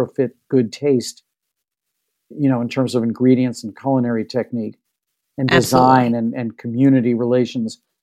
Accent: St. Louis, Missouri, United States; moved away; growing up in St. Louis

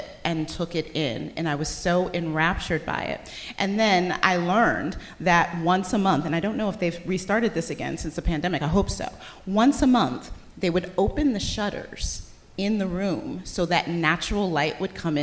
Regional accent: Detroit, Michigan, United States; also born or lived in Boston; now in Washington, D.C., United States; I am from Detroit

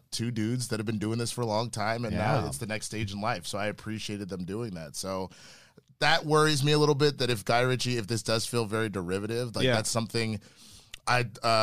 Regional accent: Texas, United States; accent: Texas; I'm from Texas, so I have a Texas accent.

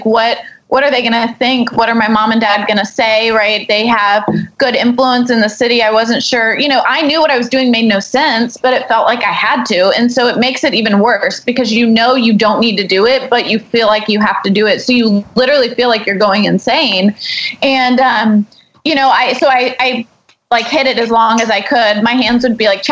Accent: Houston, Texas, United States; we grew up here in Houston, you know, biggest medical center

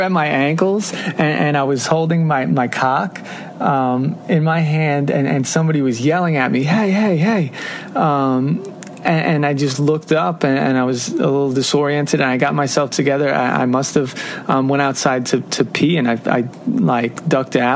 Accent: Long Island, New York, United States; moved away as an adult; also born or lived in Jackson, Mississippi; I'm from Long Island, New York

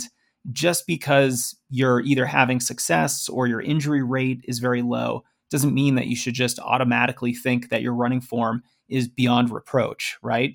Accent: Boston, Massachusetts, United States; I'm from Boston

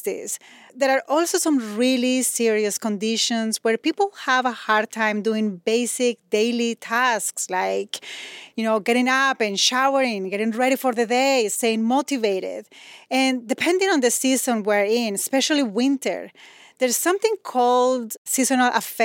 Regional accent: Medellín, Antioquia, Colombia; now in Chicago, United States; I'm originally from Medellin, Colombia, where it's super warm all year round.

